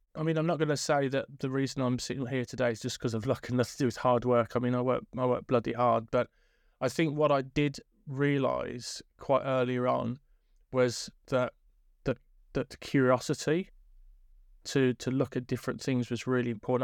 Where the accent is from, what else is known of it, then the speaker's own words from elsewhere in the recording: Birmingham, West Midlands, United Kingdom; come from inner city Birmingham, went to lots of different schools